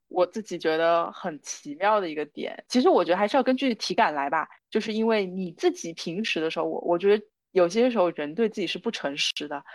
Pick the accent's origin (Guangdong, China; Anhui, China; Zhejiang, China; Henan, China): Zhejiang, China; Wenzhou; moved away as an adult; also born or lived in Hangzhou; now in Shanghai, China; 我是温州人